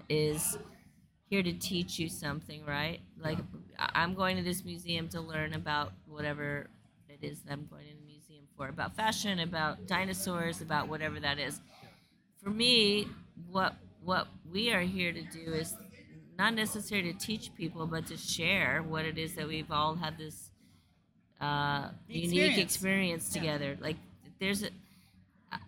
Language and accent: English; South Florida, United States; I grew up in South Florida